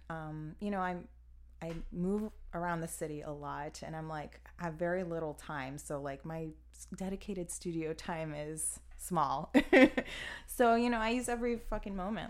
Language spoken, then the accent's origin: English; Miami, Florida, United States; moved away as an adult; now in Chicago, United States; I'm originally from Miami, Florida